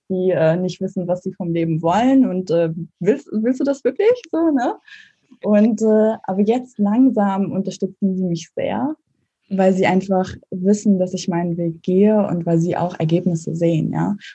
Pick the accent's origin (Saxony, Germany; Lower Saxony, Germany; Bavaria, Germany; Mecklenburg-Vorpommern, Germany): Mecklenburg-Vorpommern, Germany; also born or lived in Lübeck; ich bin in, äh, zwar in Lübeck geboren, als Hanseatin, aber in Mecklenburg aufgewachsen, in einem kleinen Dorf.